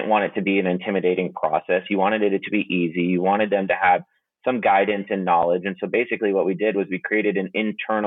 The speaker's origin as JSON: {"language": "English", "town": "Sarasota", "region": "Florida", "country": "United States", "tie": "born or raised there", "also_born_or_lived": "North Carolina / Atlanta, Georgia", "moved": "as an adult", "lives_now": "Dallas, United States", "said": "I grew up in Sarasota, Florida"}